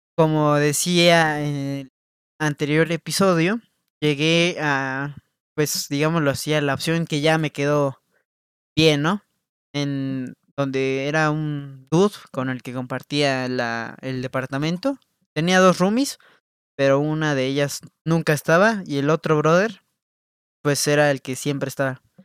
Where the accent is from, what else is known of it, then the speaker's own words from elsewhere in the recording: Mexico; como mexicano